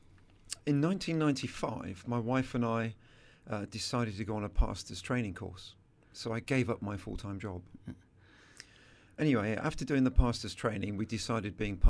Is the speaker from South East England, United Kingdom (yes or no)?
yes; Selsey, South East England, United Kingdom; a tornado went through my hometown